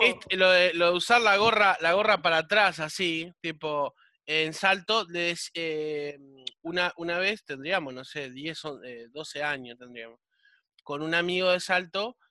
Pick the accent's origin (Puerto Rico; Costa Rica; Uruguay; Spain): Uruguay; Montevideo; vivía cerca del Parque Central. Y mi viejo me llevaba a la peluquería del Parque Central